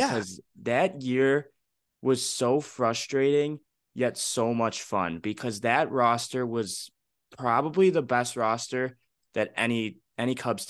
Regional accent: Chicago, Illinois, United States; I'm from the South Side of Chicago, born and raised. I've been around White Sox fans my entire life

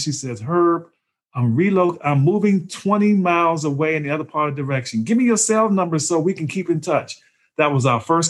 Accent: Maryland, United States; now in North Carolina, United States; I don't like the Duke team. I'm from Maryland.

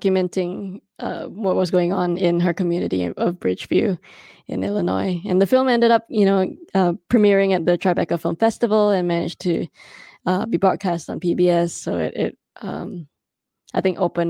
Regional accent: Singapore; moved away; I am an immigrant. I am a Singaporean woman.

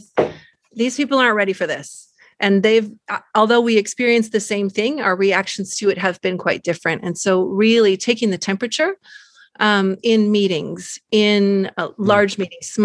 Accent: California, United States; moved away as an adult; now in Munich, Germany; I am originally from California, but I've been living in Munich, Germany for the last 25 years.

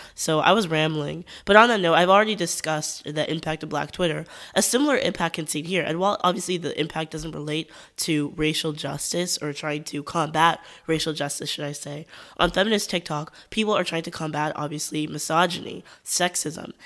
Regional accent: United States; As an American

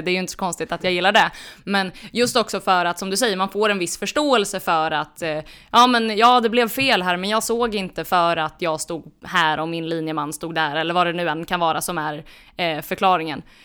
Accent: Örebro, Örebro County, Sweden; jag är örebroare

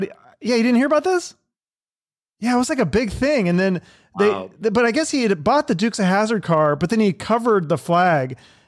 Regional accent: Seattle, Washington, United States; moved away; also born or lived in Phoenix, Arizona; where I'm from Seattle originally

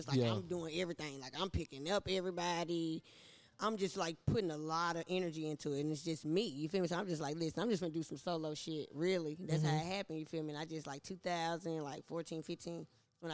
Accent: Nashville, Tennessee, United States; I'm just from Nashville. I done lived on every side of town. Went to all the schools.

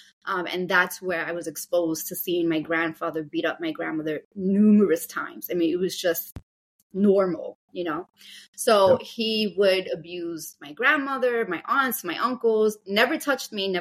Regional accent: New York City, New York, United States; born and raised in Brooklyn, New York

